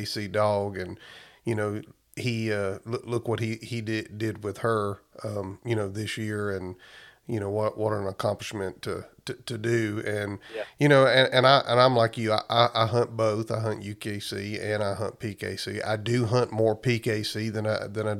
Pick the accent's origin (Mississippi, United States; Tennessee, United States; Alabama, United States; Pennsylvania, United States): Alabama, United States; Ashford; moved away; I'm from Alabama originally, like we talked before, in Ashford, Alabama